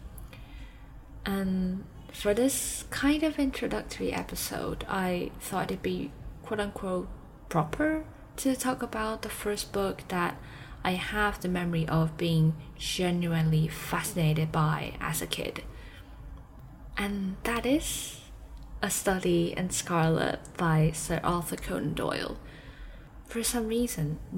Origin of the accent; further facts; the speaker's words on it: Taipei, Taiwan; also born or lived in Durham, England; I'm from Taipei, Taiwan.